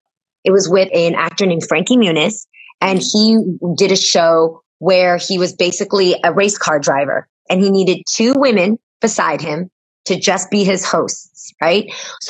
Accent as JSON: {"language": "English", "country": "United States", "tie": "born or raised there", "said": "even though I'm American, I'm born on American soil"}